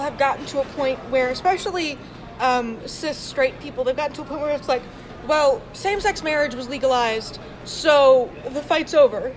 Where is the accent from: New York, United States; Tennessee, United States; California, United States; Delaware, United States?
Delaware, United States; also born or lived in North Carolina; I was born in North Carolina, and I moved to Delaware um, right after I turned six